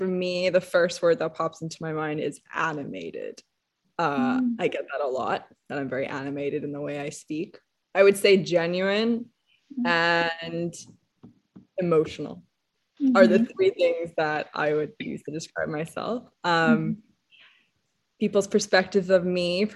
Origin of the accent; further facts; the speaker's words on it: Hong Kong; moved away; I grew up in Hong Kong